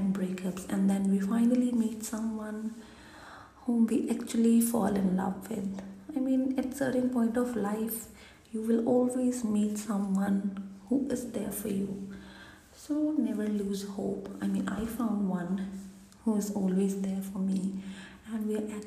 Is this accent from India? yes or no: yes; India; being an Indian kid